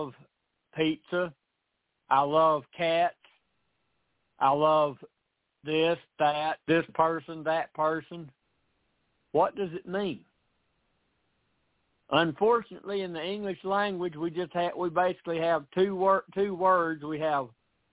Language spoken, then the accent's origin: English; Tennessee, United States; out of Tennessee.